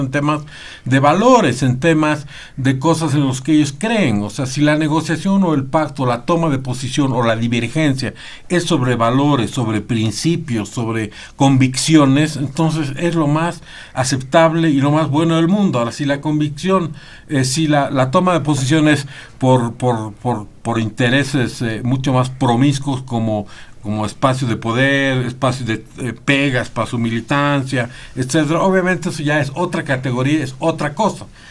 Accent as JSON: {"language": "Spanish", "country": "Bolivia", "said": "todos somos eh, eh, bolivianos"}